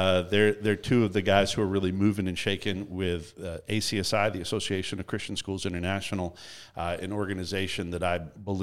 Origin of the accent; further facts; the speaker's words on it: Canada; accent: Canadian; Finally, other people will hear another Canadian accent. I get mocked for my Canadian accent.